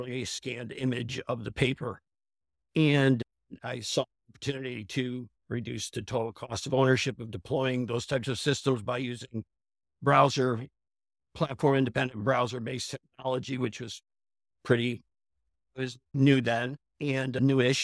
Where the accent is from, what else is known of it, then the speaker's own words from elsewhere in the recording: Clayton, New York, United States; now in Yardley, United States; I grew up in a small town called Clayton, New York